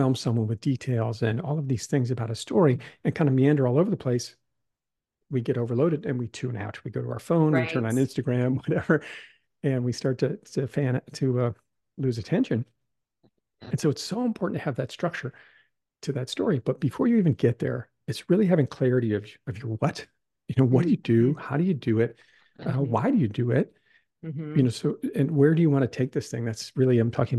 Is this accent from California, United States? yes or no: no; Wisconsin, United States; moved away as an adult; also born or lived in New York City; I grew up in Wisconsin